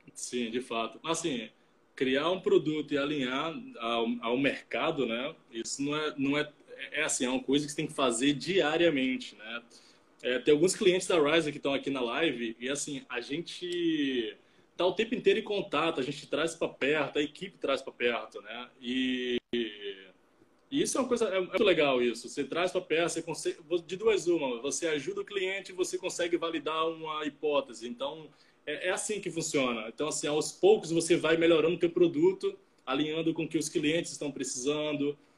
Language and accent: Portuguese; Salvador, Bahia, Brazil; moved away as an adult; also born or lived in Rio de Janeiro; now in Vitória, Brazil; sou natural de Salvador, mas é, os últimos seis anos eu morei no Rio de Janeiro, e, mas agora eu estou indo morar em Vitória